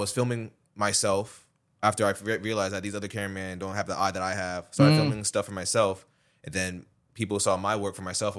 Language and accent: English; Westchester, New York, United States; We're both from Westchester